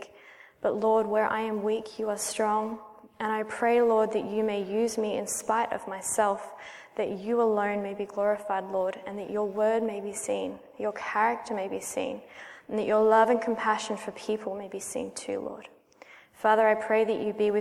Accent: Melbourne, Victoria, Australia; accent: Australian; I'm Australian, or Aussie, as we call ourselves. And I've spent almost my entire life in Melbourne, Australia

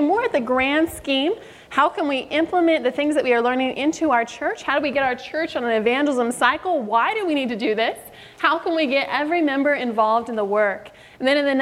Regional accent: Sacramento, California, United States; I am from Sacramento, California area, born, raised, and stuck

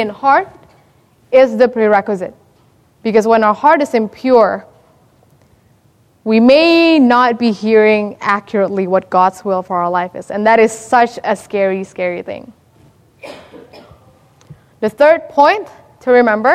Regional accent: Indonesia; moved away; I'm from Indonesia, and so if you speak to any Indonesian my age, we experience a revolution in about 97, 98

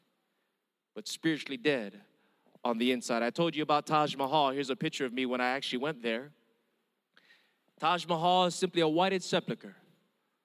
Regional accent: Hawaii, United States; first language Hawaiian Pidgin; English is a second language; I'm Filipino, Mexican, and German, born and raised in Hawaii, but with an Indian name

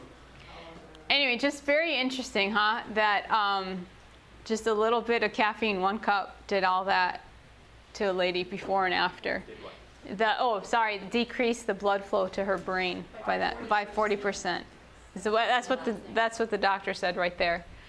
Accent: Chicago, Illinois, United States; I grew up in Chicago

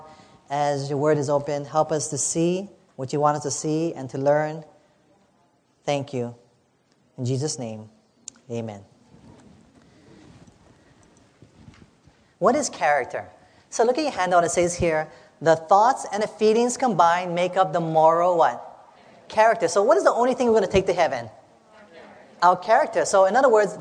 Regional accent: Hawaii, United States; I'm from Hawaii

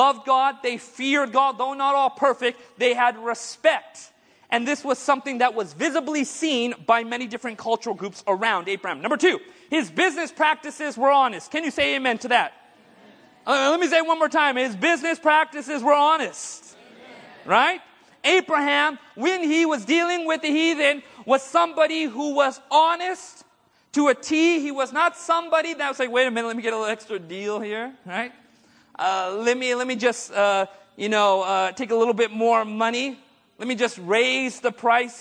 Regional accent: India; I'm Indian

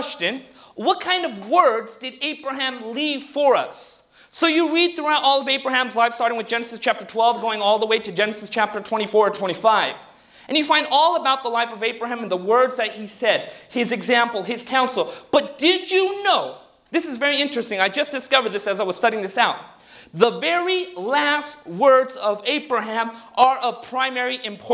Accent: Southern California, United States; I grew up down in Southern California, between the Indian culture and between the secular Western culture

